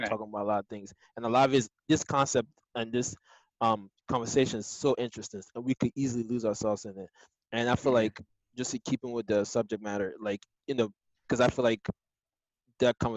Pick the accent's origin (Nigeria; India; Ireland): Nigeria; So like now, as a Nigerian, there are certain things that my mom, my mom would want me to marry a Nigerian, right?